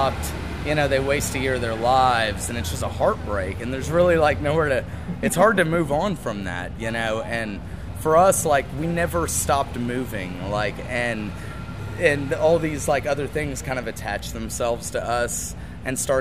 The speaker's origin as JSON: {"language": "English", "town": "San Antonio", "region": "Texas", "country": "United States", "said": "we're from San Antonio"}